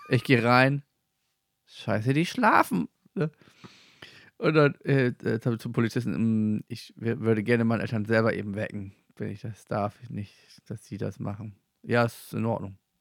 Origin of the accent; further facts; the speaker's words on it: Germany; aus Klein-Mickelsen